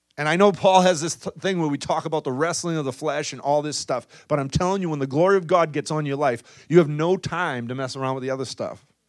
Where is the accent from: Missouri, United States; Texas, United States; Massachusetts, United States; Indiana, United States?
Massachusetts, United States; Boston; accent: thick Boston